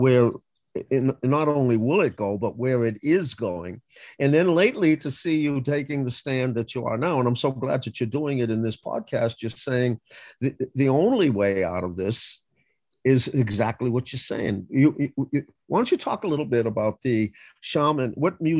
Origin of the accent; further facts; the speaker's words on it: Boston, Massachusetts, United States; I grew up in the inner city, I grew up in Roxbury